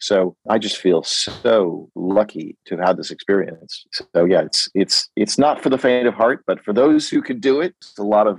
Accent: United States; I'm an American at a British production company working with an Italian company.

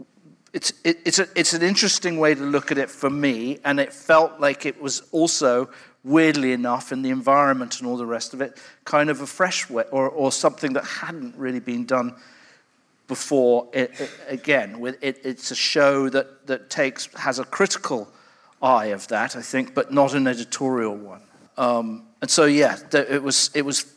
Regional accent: London, United Kingdom; I grew up I was born in London in the early 60s

